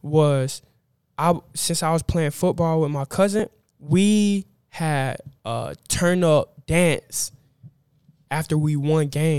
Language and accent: English; Norcross, Lawrenceville, Georgia, United States; So, I moved from Norcross to Lawrenceville.